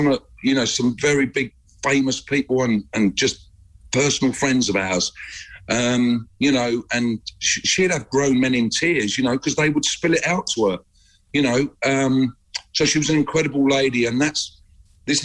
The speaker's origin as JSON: {"language": "English", "town": "Watford", "region": "East of England", "country": "United Kingdom", "tie": "born or raised there", "moved": "as an adult", "said": "We're both from Watford"}